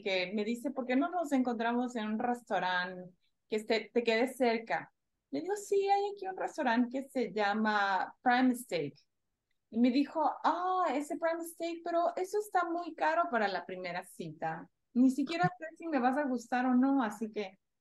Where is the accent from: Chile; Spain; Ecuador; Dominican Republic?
Ecuador; moved away as an adult; yo crecí en Ecuador cuando era joven